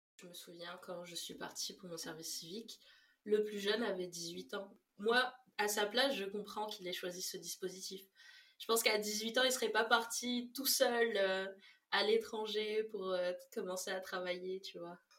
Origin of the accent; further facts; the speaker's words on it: Réunion; also born or lived in Mayotte; Je viens de La Réunion et de Mayotte, qui sont deux îles dans l'océan Indien